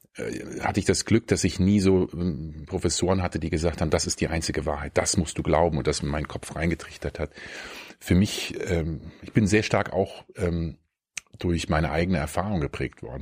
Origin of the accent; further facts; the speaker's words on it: near Bonn, North Rhine-Westphalia, Germany; moved away as an adult; also born or lived in Kiel / Frankfurt; now in Berlin, Germany; Ich bin in der Nähe von Bonn aufgewachsen